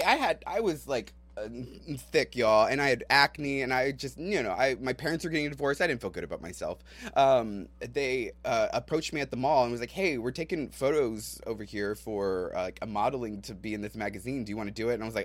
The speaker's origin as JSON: {"language": "English", "town": "San Antonio", "region": "Texas", "country": "United States", "tie": "born or raised there", "said": "I grew up in San Antonio"}